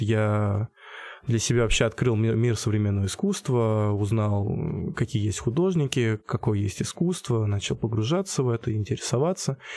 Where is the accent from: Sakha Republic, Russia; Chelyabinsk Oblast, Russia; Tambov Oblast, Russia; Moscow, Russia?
Tambov Oblast, Russia; Michurinsk; moved away as an adult; now in Voronezh, Russia; я из Мичуринска, Тамбовской области